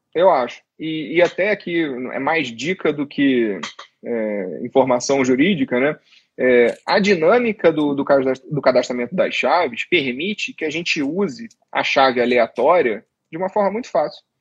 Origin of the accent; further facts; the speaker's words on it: Rio de Janeiro, Brazil; eu sou carioca também